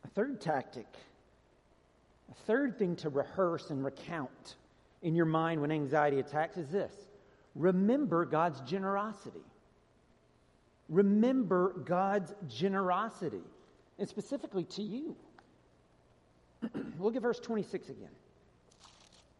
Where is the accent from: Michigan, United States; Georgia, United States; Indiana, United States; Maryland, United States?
Georgia, United States; moved away as an adult; I grew up in Georgia. When I was a kid, our address was Rural Route 1